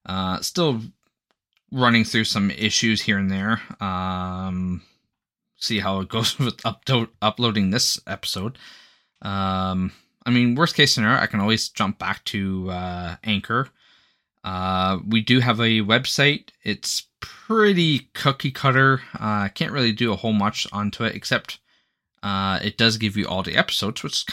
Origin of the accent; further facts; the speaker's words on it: Canada; I'm Canadian